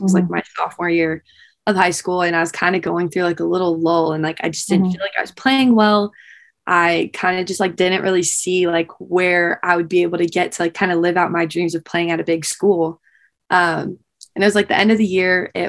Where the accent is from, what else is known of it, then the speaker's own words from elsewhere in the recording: Honolulu, Hawaii, United States; moved away as an adult; also born or lived in Austin, Texas; I am from Honolulu, Hawaii